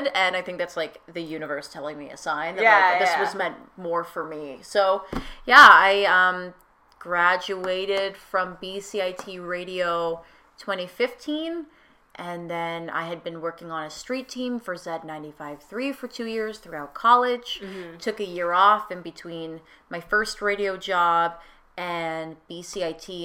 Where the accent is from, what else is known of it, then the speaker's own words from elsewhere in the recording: Lower Mainland, British Columbia, Canada; also born or lived in Kelowna; now in Vancouver, Canada; I'm from the Lower Mainland too